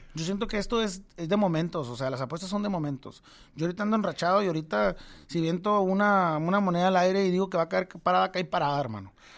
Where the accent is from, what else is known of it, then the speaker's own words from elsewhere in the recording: Tijuana, Baja California, Mexico; moved away as an adult; now in Monterrey, Mexico; soy de Tijuana